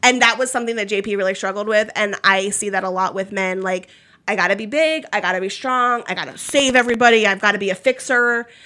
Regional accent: Maryland, United States; moved away as an adult; also born or lived in Philadelphia, Pennsylvania / Florida; now in Kentucky, United States; I'm not from Kentucky. I'm from Maryland.

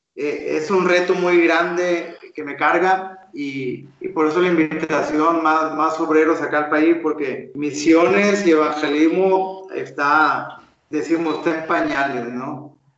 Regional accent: Mexico; accent: Mexican; moved away as an adult; also born or lived in Monterrey; now in Chiclayo, Peru; como mexicano, eh, con el acento que uno llega de mexicano, rápidamente identifican que uno es extranjero

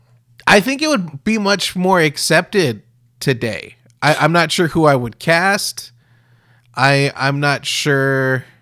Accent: United States; as an American

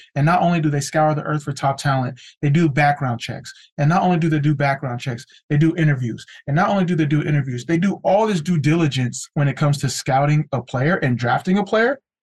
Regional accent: California, United States; born or raised there

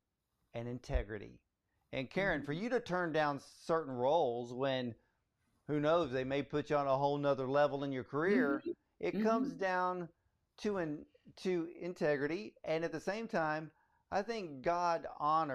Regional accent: Atlanta, Georgia, United States; I was born in Atlanta

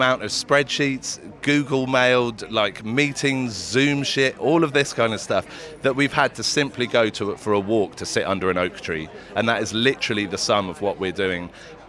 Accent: River Pang, Berkshire, South East England, United Kingdom; I grew up swimming the River Pang before I knew I was trespassing.

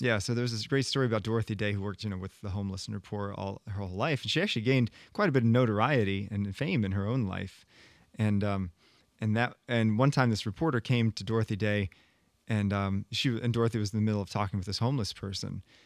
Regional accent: United States; as an American

